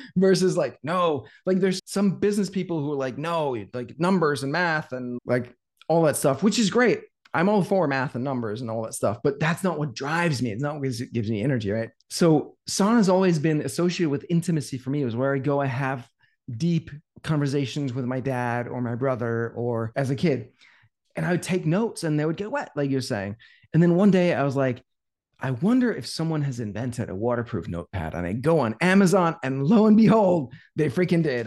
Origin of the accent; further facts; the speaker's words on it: Denmark; moved away as an adult; now in United States; I'm from Denmark. We had a sauna in my house growing up